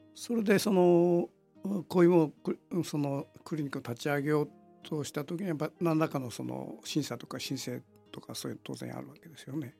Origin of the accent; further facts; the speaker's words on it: Kitakyushu, Fukuoka, Japan; 福岡県の門司港なんですよ